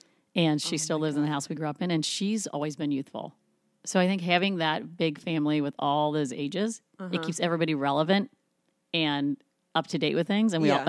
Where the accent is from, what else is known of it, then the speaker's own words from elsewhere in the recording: Greenhills, Ohio, United States; I went to Green Hills.